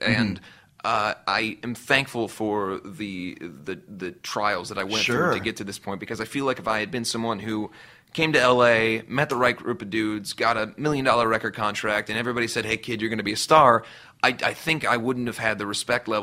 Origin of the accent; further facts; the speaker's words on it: Cincinnati, Ohio, United States; moved away as an adult; now in Los Angeles, United States; where I grew up in Cincinnati, Ohio